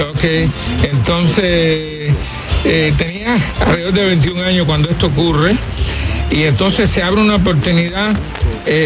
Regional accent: Puerto Rico; now in Miami, United States; yo, soy puertorriqueño.

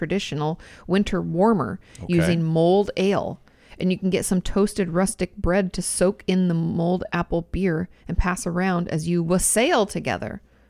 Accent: Gold Coast, Queensland, Australia; I'm from the Gold Coast in Queensland, Australia.

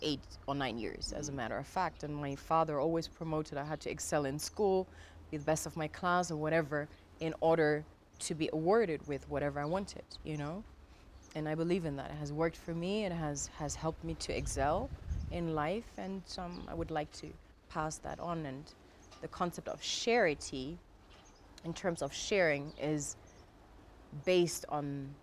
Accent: Germany; Growing up in Germany

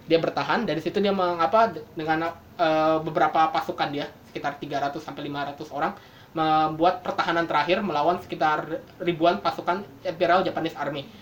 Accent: Bekasi, West Java, Indonesia; sebagai orang Bekasi

